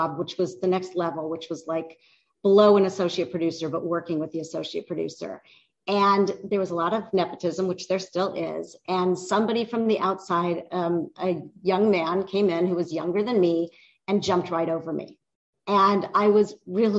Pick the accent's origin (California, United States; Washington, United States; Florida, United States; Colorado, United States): California, United States; Los Angeles; I grew up in the San Fernando Valley, which was very suburban